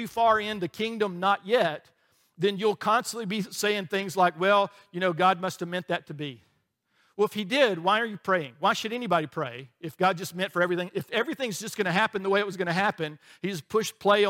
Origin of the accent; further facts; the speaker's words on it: Alabama, United States; we grew up in Alabama